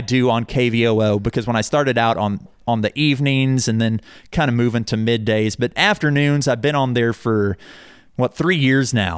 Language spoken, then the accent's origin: English; Owasso, Oklahoma, United States; also born or lived in Collinsville, Oklahoma / Shawnee, Oklahoma; I'm from here. I grew up in Owasso.